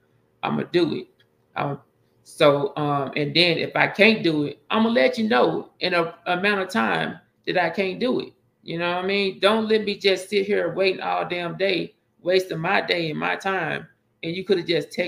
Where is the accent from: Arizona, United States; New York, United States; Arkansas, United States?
Arkansas, United States; Pine Bluff; moved away as an adult; I'm from Pine Bluff, Arkansas